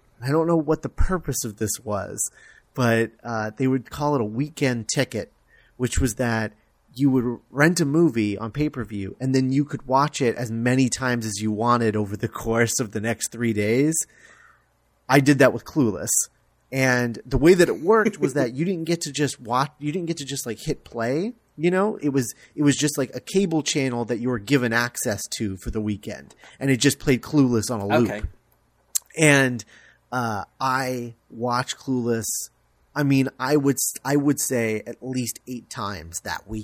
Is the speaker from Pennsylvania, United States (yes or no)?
no; Florida, United States; I grew up in Florida